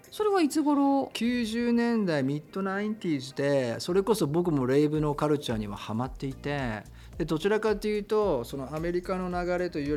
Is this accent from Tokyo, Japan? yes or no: yes; Tokyo, Japan; 僕は東京で生まれ東京で育って